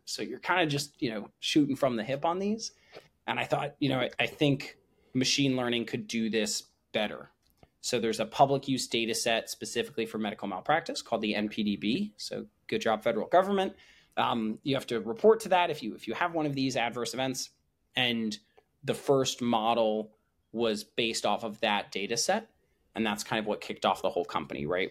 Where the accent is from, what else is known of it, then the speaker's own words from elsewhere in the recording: New Jersey, United States; moved away as an adult; also born or lived in Chicago, Illinois; now in San Francisco, United States; born outside of Chicago and grew up in New Jersey.